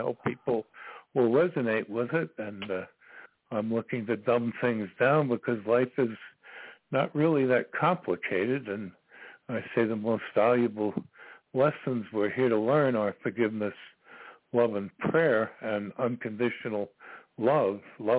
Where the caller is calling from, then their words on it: Virginia, United States; I'm calling from Virginia.